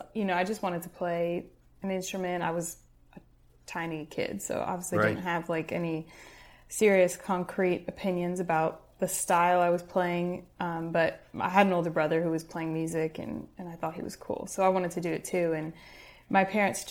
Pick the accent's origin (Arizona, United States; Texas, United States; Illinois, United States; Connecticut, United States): Illinois, United States; Chicago; I grew up in Chicago and kind of the surrounding rural Illinois area